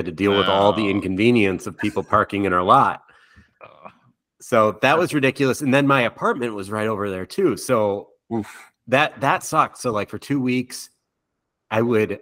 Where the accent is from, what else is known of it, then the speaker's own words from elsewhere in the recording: Madison, Wisconsin, United States; now in Minnesota, United States; growing up in Wisconsin and I was in Madison